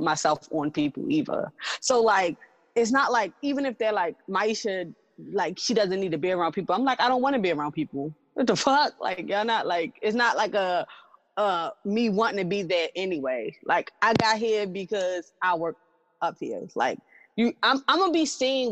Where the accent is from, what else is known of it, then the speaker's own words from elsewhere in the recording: Baltimore, Maryland, United States; I grew up in Baltimore City